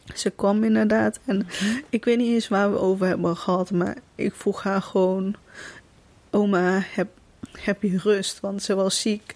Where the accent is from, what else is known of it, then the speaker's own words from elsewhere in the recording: Kaatsheuvel, North Brabant, Netherlands; Ik kom uit Kaatsheuvel